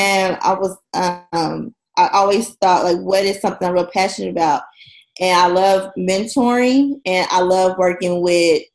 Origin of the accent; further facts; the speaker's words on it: Oklahoma City, Oklahoma, United States; moved away as an adult; now in Houston, United States; we finally relocated back to my hometown, Oklahoma City, in 2015.